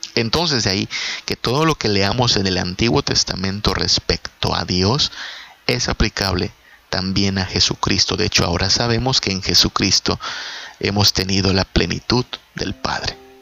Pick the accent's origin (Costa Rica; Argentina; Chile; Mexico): Mexico; el presidente de mi país, el presidente de México